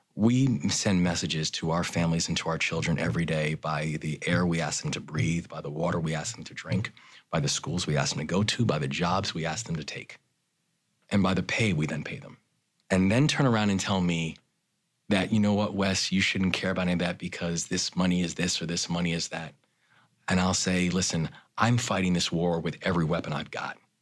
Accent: Baltimore, Maryland, United States; my hometown of Baltimore.

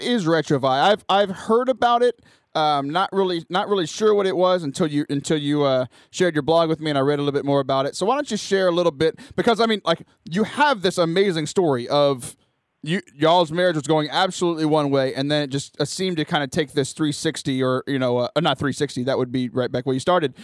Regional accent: Cajun, Louisiana, United States; I'm Cajun

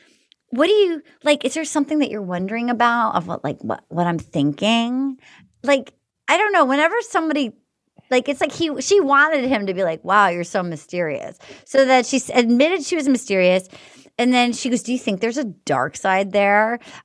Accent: New England, United States; I'm from New England. My family didn't discuss feelings much.

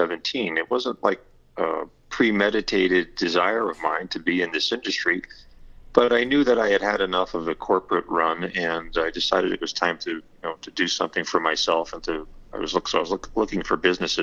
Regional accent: Southern Connecticut, United States; I grew up in Southern Connecticut and spent all my life here. I guess I'm a Connecticut Yankee at heart

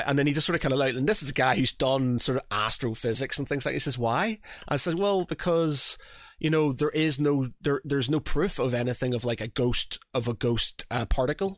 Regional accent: Northern Ireland, United Kingdom; moved away; I come from Northern Ireland. Religion was, is a big thing over there

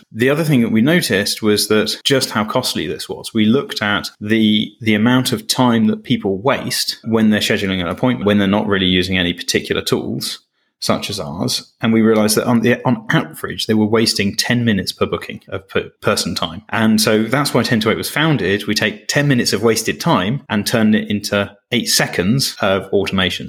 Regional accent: Cambridge, East of England, United Kingdom; growing up in Cambridge, which has got its own version of Silicon Valley

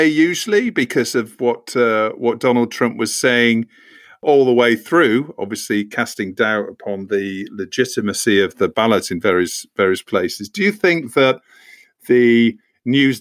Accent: United Kingdom; being a Brit

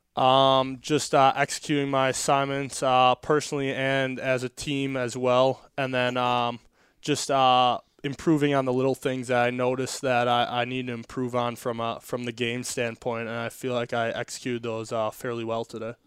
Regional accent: Wisconsin, United States; now in Florida, United States; growing up in Wisconsin, I grew up hunting and fishing a lot

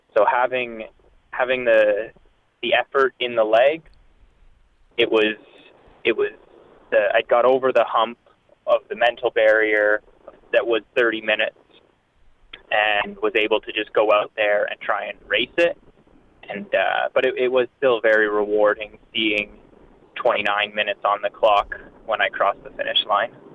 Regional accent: London, Ontario, Canada; moved away as an adult; also born or lived in Windsor, Ontario; now in Alberta, Canada; I grew up in Ontario. I grew up in London

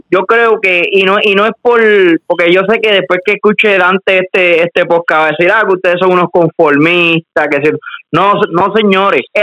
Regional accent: Puerto Rico; nosotros también como puertorriqueños

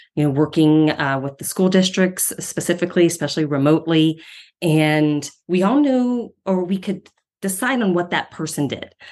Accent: Ohio, United States; moved away as an adult; now in Denver, United States; I'm from Ohio

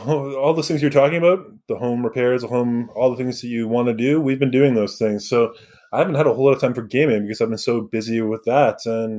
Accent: Surrey, British Columbia, Canada; I grew up in Surrey.

